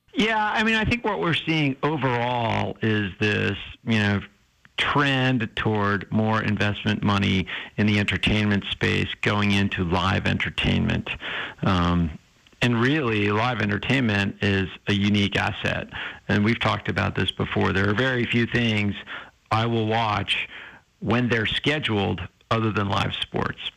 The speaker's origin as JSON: {"language": "English", "region": "New Hampshire", "country": "United States", "tie": "born or raised there", "moved": "yes", "said": "I grew up in New Hampshire"}